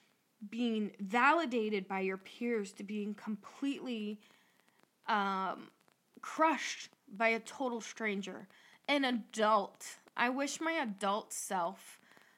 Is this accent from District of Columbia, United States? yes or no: no; Northwest Ohio, United States; we're from Northwest Ohio